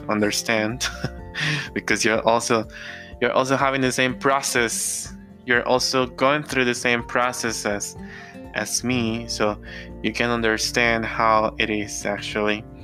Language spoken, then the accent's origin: English; Mexico; I'm from Mexico